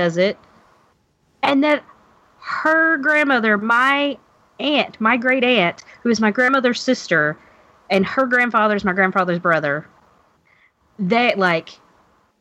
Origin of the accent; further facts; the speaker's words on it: Kentucky, United States; now in Louisville, United States; I'm from Kentucky